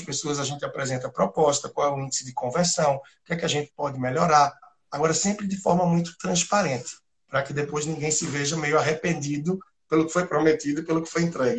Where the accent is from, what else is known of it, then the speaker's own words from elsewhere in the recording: Recife, Pernambuco, Brazil; moved away as an adult; also born or lived in Timor-Leste / Australia / Angola; daqui de Recife, o sotaque não nega tanta coisa